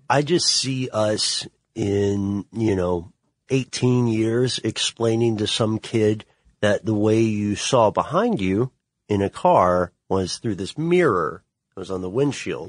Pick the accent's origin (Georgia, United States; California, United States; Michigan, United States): Georgia, United States; Ellenwood; I'm from Ellenwood, Stockbridge area, which is south of Atlanta